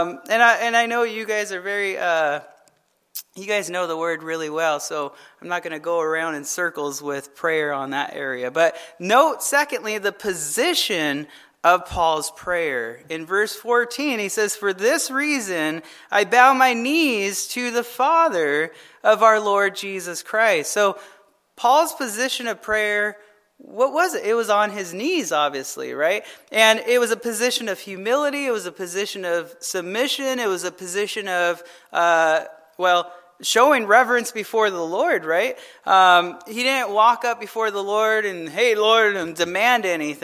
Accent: Arizona, United States; I'm from Arizona

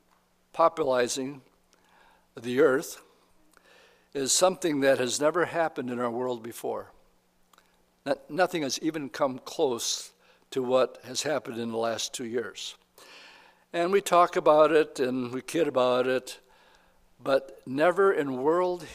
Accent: United States; We are American Christians

